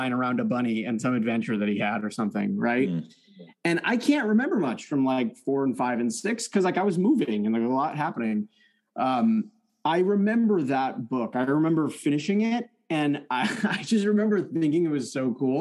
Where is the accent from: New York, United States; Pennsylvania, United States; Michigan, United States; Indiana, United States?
Michigan, United States; East Lansing; first language French; English is a second language; my family had immigrated to the United States. We moved to East Lansing, Michigan, home of the Spartans. It was my first time in an American school. I didn't speak English. My first language was French